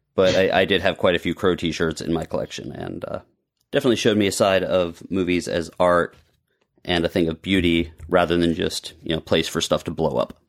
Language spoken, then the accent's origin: English; Monroeville, Pennsylvania, United States; now in Florida, United States; Pittsburgh, which is where I grew up. In fact, my hometown, Monroeville, is where Dawn of the Dead was shot